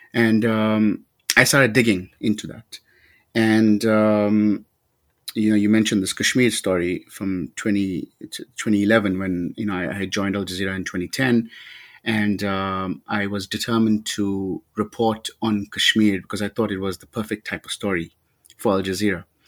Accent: South Africa; growing up in South Africa as a young, as a young brown person at the time

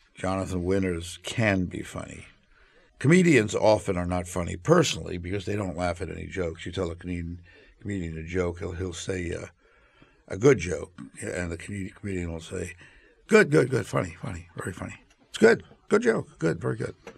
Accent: New York City, New York, United States; I was from Brownsville in Brooklyn, where I'm from, and I went to Thomas Jefferson High School

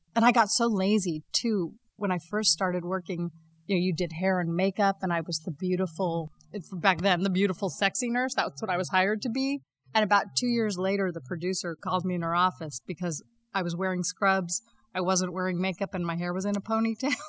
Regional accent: Las Vegas, Nevada, United States; moved away as an adult; also born or lived in New York; growing up in Las Vegas

